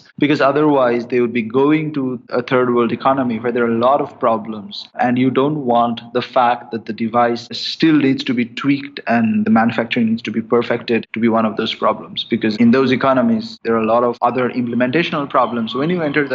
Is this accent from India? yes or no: yes; India; moved away as an adult; I grew up in India